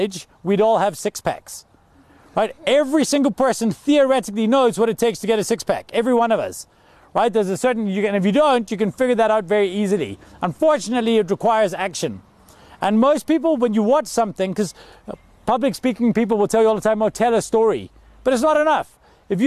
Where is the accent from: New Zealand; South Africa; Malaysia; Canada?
South Africa; also born or lived in Glasgow, Scotland; I moved here when I was 9 years old because my father got a job in South Africa